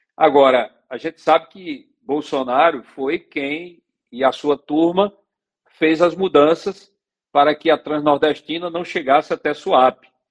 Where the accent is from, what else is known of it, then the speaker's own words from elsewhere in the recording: Águas Belas, Pernambuco, Brazil; eu sou de Águas Belas